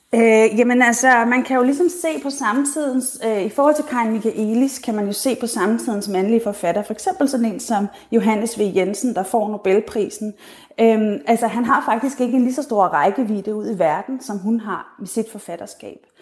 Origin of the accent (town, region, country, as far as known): Denmark